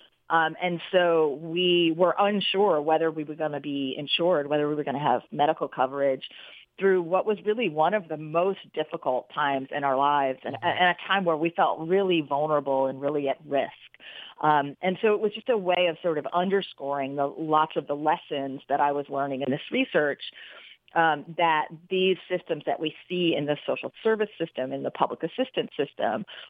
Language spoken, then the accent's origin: English; Troy, New York, United States; my hometown of Troy, New York